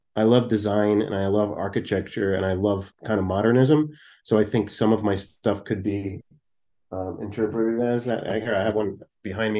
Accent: New Jersey, United States; moved away as an adult; also born or lived in California; I'm from South Jersey, man. I grew up in, um, uh, South S-, suburban South Jersey. I'm, it's a Philadelphia suburb, which is where I live now.

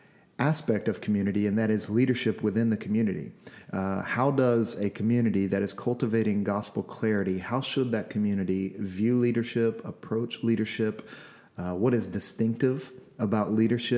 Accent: Louisiana, United States; now in Seattle, United States; I'm from Louisiana.

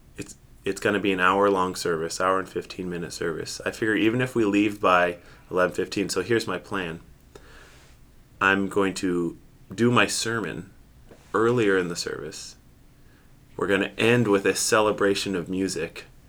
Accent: Seattle, Washington, United States; now in Grand Rapids, United States; I grew up in Seattle, Washington

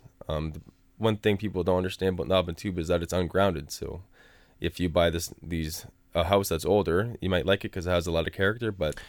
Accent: East of England, United Kingdom; I'm from Essex.

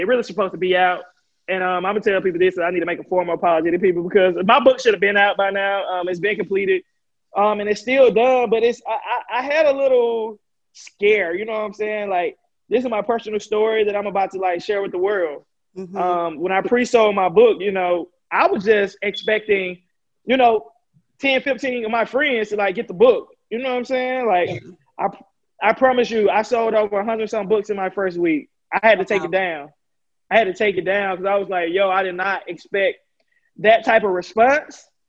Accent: Alabama, United States; I'm from Alabama

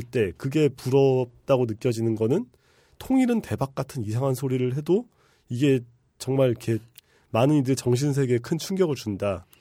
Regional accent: Bucheon, Gyeonggi Province, South Korea; also born or lived in Incheon; 저는 이제 경기도 부천 출신인데

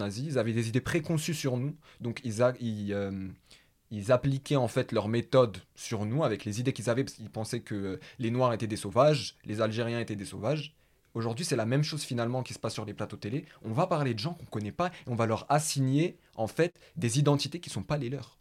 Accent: Paris, Île-de-France, France; je suis du 19e arrondissement de Paris.

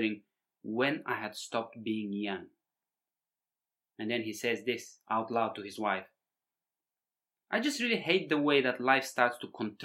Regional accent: Bulgaria; moved away; growing up in Bulgaria, you know, post-communist Bulgaria

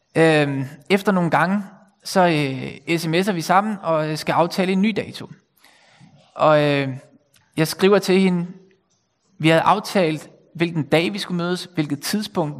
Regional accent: Bornholm, Capital Region of Denmark, Denmark; moved away as an adult; also born or lived in Copenhagen; now in North Zealand, Denmark; så jeg kommer selv fra Bornholm og har boet her i 20 år.

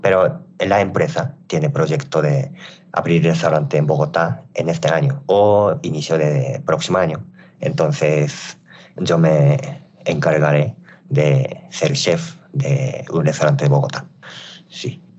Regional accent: Japan; Spanish is a second language; now in Querétaro, Mexico; Soy de Japón

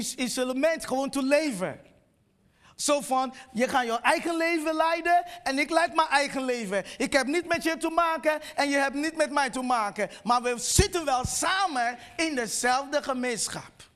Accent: Nigeria; Dutch is a second language; now in Netherlands; ik kom oorspronkelijk uit Nigeria

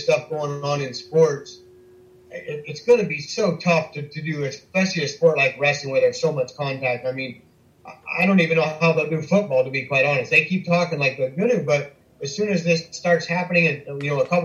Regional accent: Southern Iowa, United States; moved away as an adult; also born or lived in South Bay, California; growing up in Southern Iowa

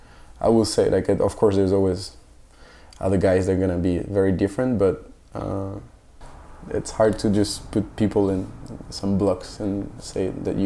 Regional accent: Brittany, France; English is a second language; moved away as an adult; now in New York, United States; I'm from Brittany, so the northern west part of France, where there is no wine, no cheese production, but a lot of seafood.

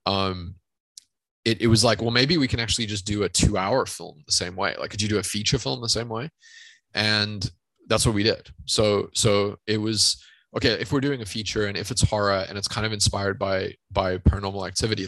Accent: South Africa; growing up in South Africa

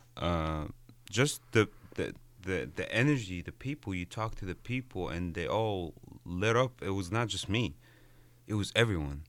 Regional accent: Egypt; moved away as an adult; I'm Egyptian. I was born and raised in Egypt.

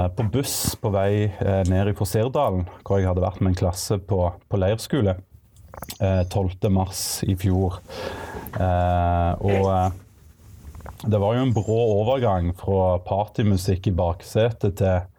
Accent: Egersund, Rogaland, Norway; moved away as an adult; also born or lived in Bergen; now in Stavanger, Norway; Jeg er opprinnelig fra Egersund, men nå er jeg bosatt i, eh, i Stavanger

